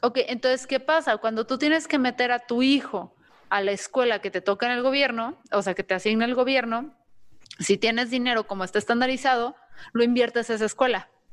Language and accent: Spanish; Mexico; como mexicanos